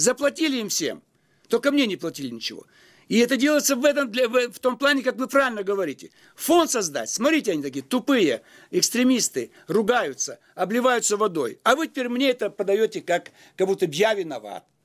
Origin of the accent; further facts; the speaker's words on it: Almaty, Kazakhstan; now in Russia; Я приехал из Алматы. Вы там были когда-нибудь? Поезжайте там, поживите. Там нет больше возможности мне появляться. Это стало за границей.